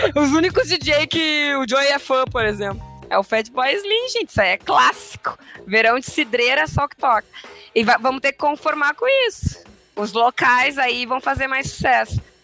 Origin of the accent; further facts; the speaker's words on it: Rio Grande do Sul, Brazil; sou gaúcho